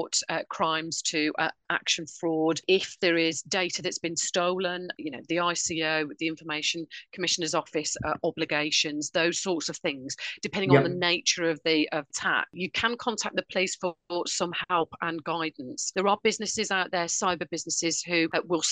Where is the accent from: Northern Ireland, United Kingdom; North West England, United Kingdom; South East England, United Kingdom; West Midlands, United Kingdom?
West Midlands, United Kingdom; Birmingham; accent: Brummie; my Brummie accent